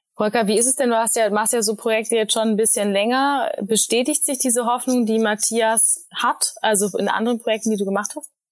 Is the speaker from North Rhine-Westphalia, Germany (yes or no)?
no; Berlin, Germany; Berlin meine Heimat ist